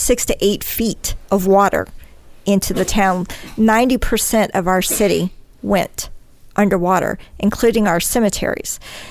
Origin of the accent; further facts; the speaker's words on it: Denham Springs, Louisiana, United States; Denham Springs. It's my hometown. I'm nearly 100 miles inland from the coast.